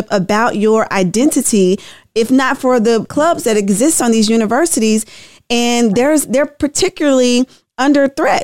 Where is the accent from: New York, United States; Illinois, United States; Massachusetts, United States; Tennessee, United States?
Tennessee, United States; I'm from Tennessee, and we're in a supermajority state as well